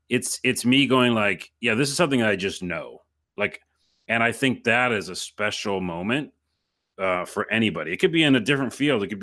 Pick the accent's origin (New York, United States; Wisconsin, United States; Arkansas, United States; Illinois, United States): New York, United States; I'm from New York, and that's it.